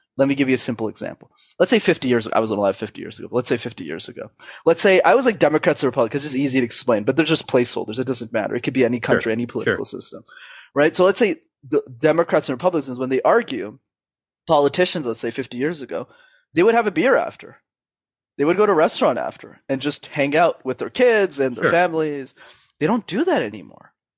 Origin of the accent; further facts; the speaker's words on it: Canada; I was born in Canada, first world country